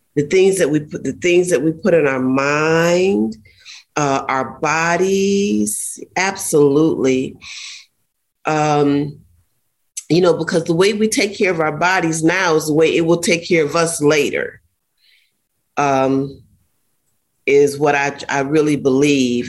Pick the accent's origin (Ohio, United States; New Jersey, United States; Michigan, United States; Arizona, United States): Ohio, United States; now in Florida, United States; I grew up in Ohio, and so we have a lot of nature parks